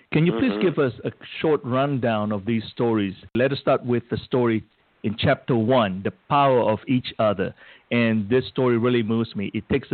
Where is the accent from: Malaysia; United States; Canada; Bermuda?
Malaysia; moved away; I remember growing up in Malaysia